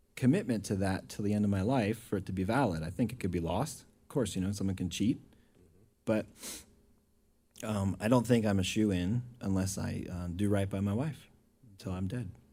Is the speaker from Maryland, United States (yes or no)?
yes; Baltimore, Maryland, United States; moved away as an adult; also born or lived in Cache Valley, Utah; now in Utah, United States; I'm from Baltimore originally. Uh, uh, grew up in the LDS Church